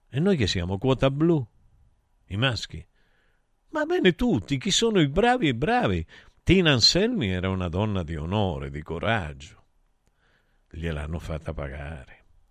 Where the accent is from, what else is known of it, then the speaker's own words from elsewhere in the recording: Taurianova, Calabria, Italy; moved away; nel mio paese, a Taurianova